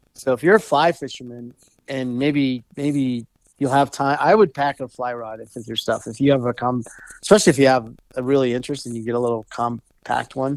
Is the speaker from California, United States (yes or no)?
no; Golden, Colorado, United States; also born or lived in Arvada, Colorado; I grew up in Golden, which is a little bit further west